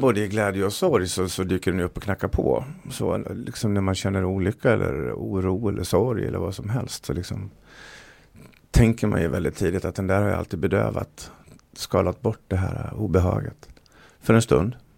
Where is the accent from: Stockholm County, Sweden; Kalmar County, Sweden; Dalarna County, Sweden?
Dalarna County, Sweden; jag är från Dalarna